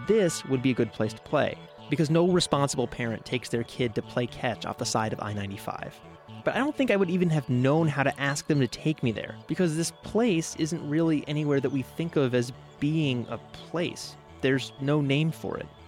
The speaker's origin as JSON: {"language": "English", "region": "South Florida", "country": "United States", "tie": "born or raised there", "said": "I was a kid growing up in South Florida"}